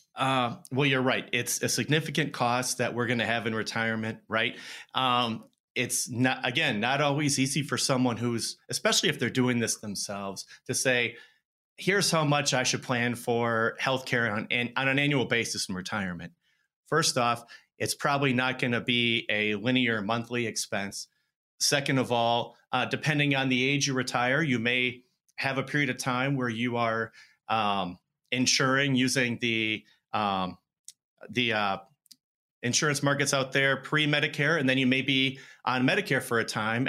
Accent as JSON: {"language": "English", "town": "Madison", "region": "Wisconsin", "country": "United States", "tie": "born or raised there", "also_born_or_lived": "Minneapolis / Phoenix", "moved": "as an adult", "said": "I grew up in Madison."}